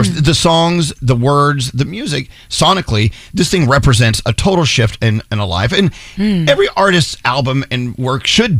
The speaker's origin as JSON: {"language": "English", "town": "McKinney", "region": "Texas", "country": "United States", "moved": "as an adult", "lives_now": "New York City, United States", "said": "So we're both from North Texas."}